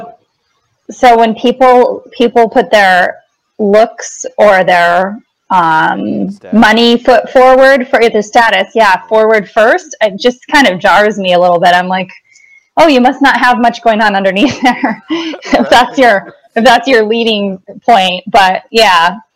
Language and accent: English; Wisconsin, United States; also born or lived in Chicago; now in Los Angeles, United States; I grew up in Wisconsin